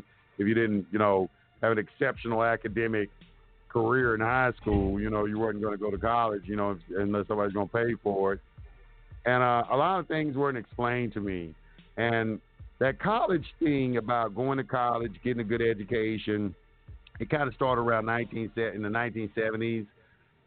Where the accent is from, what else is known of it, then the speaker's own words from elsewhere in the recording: Dallas, Texas, United States; moved away; also born or lived in Atlanta / Los Angeles; I grew up, I'm from Oak Cliff in Dallas, Texas. And I went to Carter High School